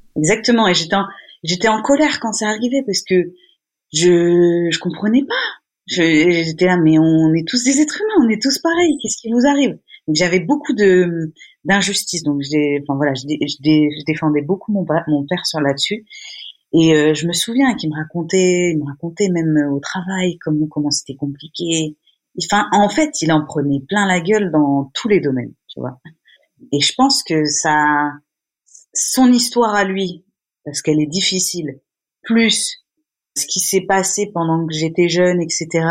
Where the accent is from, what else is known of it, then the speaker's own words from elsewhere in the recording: a small village near Rennes, Brittany, France; je suis partie à la campagne quand j'avais 8 ans, je suis partie dans un dans une, un petit village qui s'appelle Melès à côté de Rennes